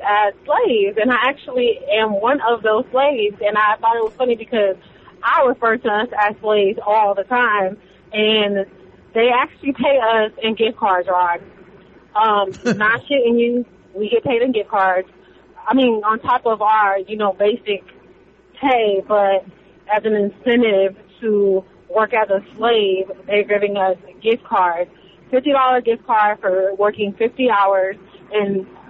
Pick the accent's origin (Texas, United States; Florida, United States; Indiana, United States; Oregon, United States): Florida, United States; now in Kentucky, United States; I'm not from Kentucky, by the way. I'm actually originally, you know, from Florida, old Florida.